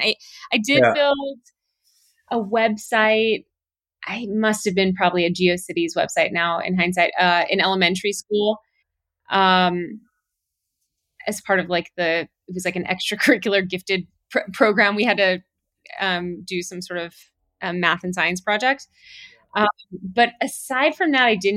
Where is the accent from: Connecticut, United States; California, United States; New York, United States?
California, United States; Southern; also born or lived in Miami, Florida; I was born in Miami and moved over to California when I was 5. So pretty early on in life, and spent most of my youth in Southern California.